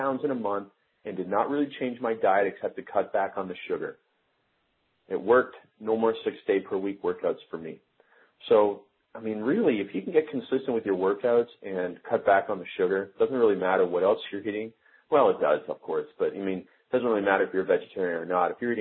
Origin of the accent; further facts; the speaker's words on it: Stratford, Ontario, Canada; moved away; my hometown of Stratford, Ontario